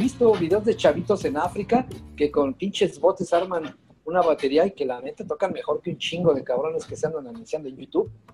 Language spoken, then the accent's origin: Spanish; Mexico; como mexicano estamos muy, muy mal acostumbrados